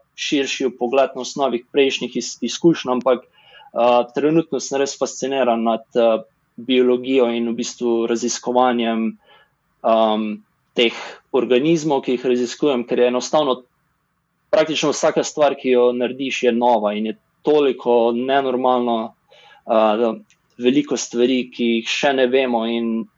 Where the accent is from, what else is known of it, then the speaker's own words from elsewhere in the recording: Slovenia; moved away as an adult; also born or lived in Boston, United States / San Diego, United States; now in San Francisco Bay Area, United States; Šel sem dobro iz Slovenije, potem pa tudi v ZDA sem živel tako v Bostonu, kot San Diego, kot zdaj tu v okolici San Francisca